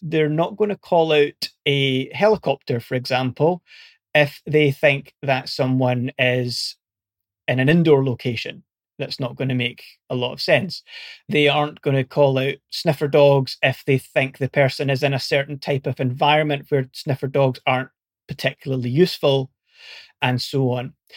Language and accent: English; Scotland, United Kingdom; accent: Scottish; moved away as an adult; also born or lived in Portsmouth; you might be able to tell from my accent, I'm originally Scottish